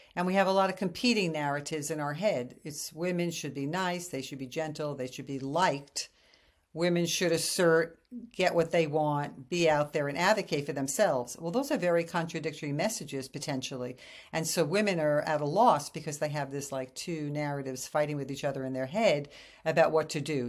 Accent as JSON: {"language": "English", "town": "New York City", "region": "New York", "country": "United States", "also_born_or_lived": "Japan", "moved": "as an adult", "said": "I come from New York City, and so I'm this brazen, tough, independent New York woman"}